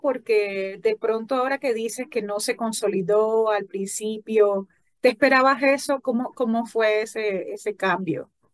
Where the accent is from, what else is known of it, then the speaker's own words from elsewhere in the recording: Falcón, Venezuela; de la región justamente donde yo soy, de Falcón